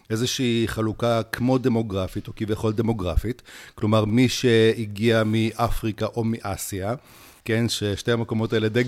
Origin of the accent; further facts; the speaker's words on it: Siberia, Russia; now in Israel; אני הגעתי מסיביר, שזה טכנית עמוק באסיה, כן?